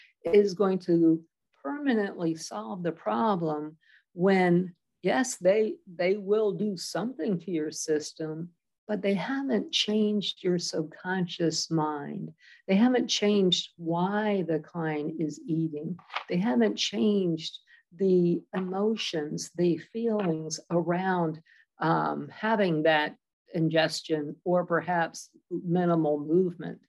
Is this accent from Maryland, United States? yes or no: yes; Maryland, United States; born or raised there; also born or lived in Washington, D.C.